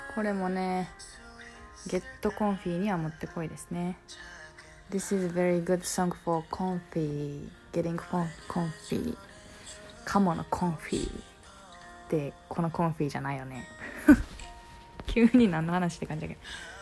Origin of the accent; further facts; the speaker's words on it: Kansai, Japan; accent: Kansai dialect; これって結構関西弁が出るワードだと思うんですよ